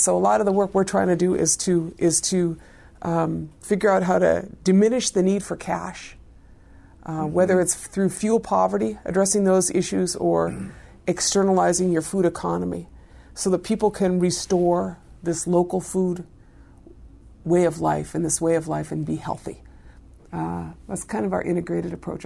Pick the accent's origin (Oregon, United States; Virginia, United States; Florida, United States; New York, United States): Oregon, United States; Ashland; moved away as an adult; also born or lived in East Los Angeles, California; now in White Earth Reservation, United States; raised in a small town in Southern Oregon